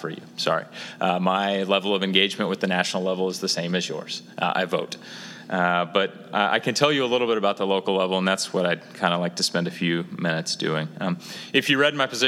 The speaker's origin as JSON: {"language": "English", "town": "Lawrence", "region": "Kansas", "country": "United States", "tie": "born or raised there", "said": "I grew up in Lawrence. I went to KU"}